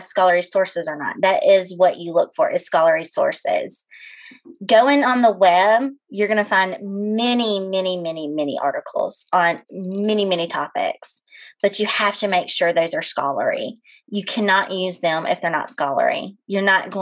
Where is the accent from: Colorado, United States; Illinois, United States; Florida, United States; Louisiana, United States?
Louisiana, United States; West Monroe; moved away as an adult; also born or lived in Ozarks, Arkansas; now in Northwest Arkansas, United States; I'm originally from West Monroe, Louisiana. I moved up to the Ozarks 8 years ago